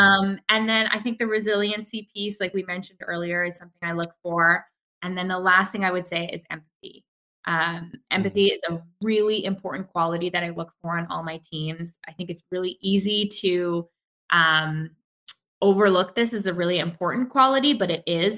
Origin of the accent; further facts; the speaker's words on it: Vancouver, British Columbia, Canada; growing up in Vancouver and being good Vancouverites